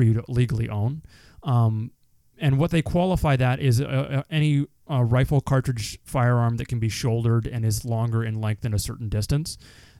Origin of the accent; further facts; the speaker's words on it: Canada; I'm a Canadian